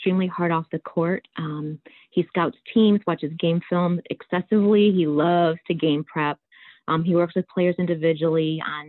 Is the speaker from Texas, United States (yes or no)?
no; Niles, Michigan, United States; I grew up in Niles, Michigan, and I grew up in a coach's home